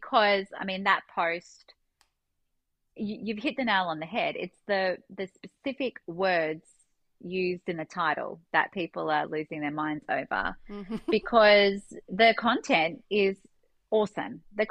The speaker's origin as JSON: {"language": "English", "country": "Australia", "said": "being an Australian, we don't have such a nationalistic idea on Christianity and religion"}